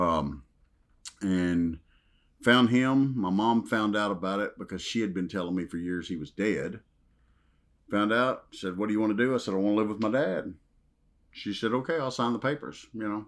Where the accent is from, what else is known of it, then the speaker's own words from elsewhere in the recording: Western Kentucky, United States; accent: Southern drawl; I grew up in Western Kentucky, small town